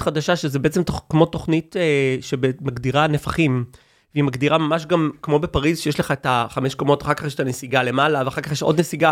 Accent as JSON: {"language": "Hebrew", "country": "Israel", "said": "אני ישראלי"}